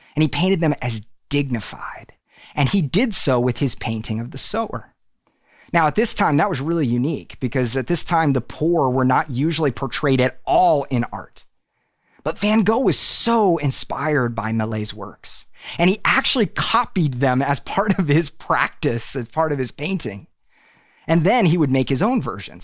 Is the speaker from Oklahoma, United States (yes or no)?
yes; Tulsa, Oklahoma, United States; moved away as an adult; now in Nashville, United States; We are originally from Tulsa